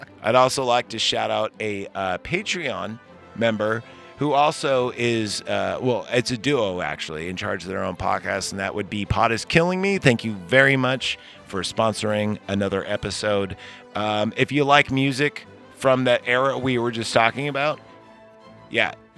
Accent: Pleasant Hill, California, United States; I went to Pleasant Hill Elementary

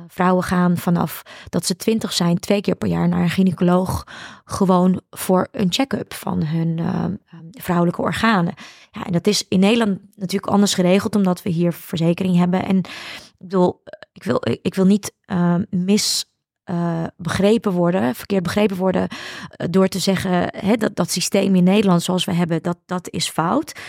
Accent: Ukraine; now in Netherlands; ik ben natuurlijk geboren in de Sovjet-Unie.

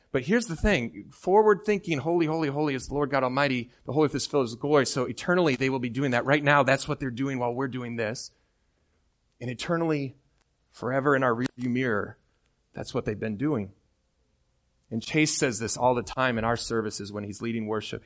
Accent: Midland, Michigan, United States; moved away; I'm from Midland, Michigan

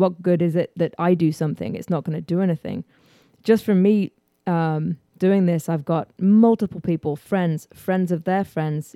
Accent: England, United Kingdom; moved away as an adult; also born or lived in New York / Houston, Texas; now in United States; I was born in England.

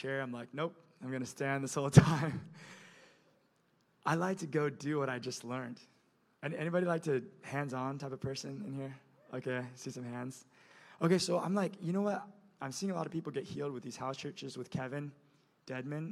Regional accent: Indonesia; moved away; I'm from Indonesia, by the way, you guys. I grew up on an island culture where you honor the older person

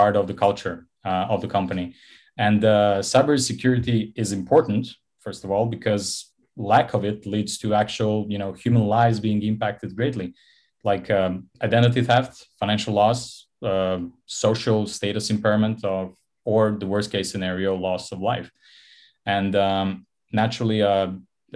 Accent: Montenegro; Born and raised in Montenegro on the Mediterranean coast.

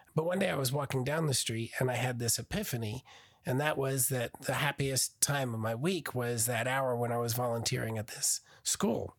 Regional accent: Burnersville, New Jersey, United States; born or raised there; now in Oklahoma, United States

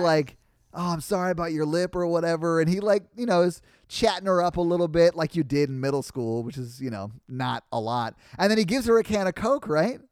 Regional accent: Nashville, Tennessee, United States; I grew up playing music in Nashville

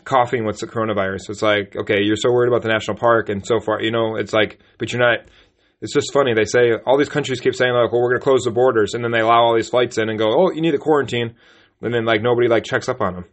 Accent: United States; we're American citizens

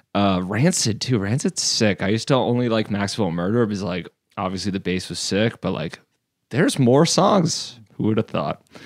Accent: Fonthill, Ontario, Canada; I grew up in Font Hill, which is kind of like a like a suburb

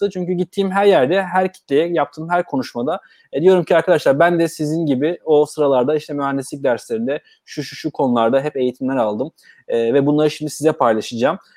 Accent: Bursa, Turkey; E, ben Bursalıyım. E, Bursa doğumluyum. 1985 e, Bursa'da dünyaya geldim. Ailem de Bursalı.

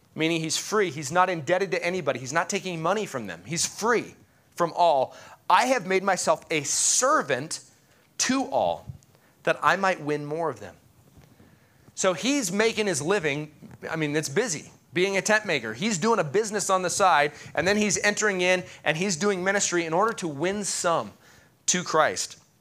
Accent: United States; as an American

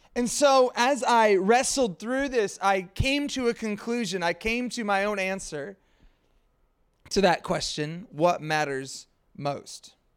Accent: Pacific Northwest, United States; I hail from the Pacific Northwest

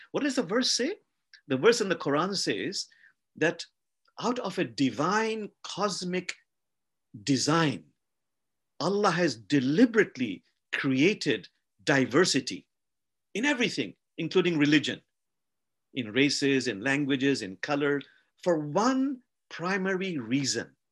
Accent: Bangladesh; I come from a country called Bangladesh

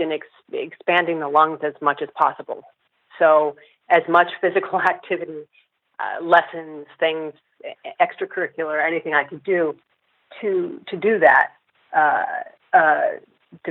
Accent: Southern California, United States; also born or lived in Berkeley, California; I'm from Northern California originally, and then we moved to Southern California when I was seven

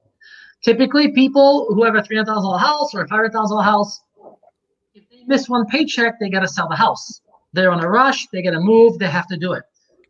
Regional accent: Czechia; So I'm from Czechoslovakia.

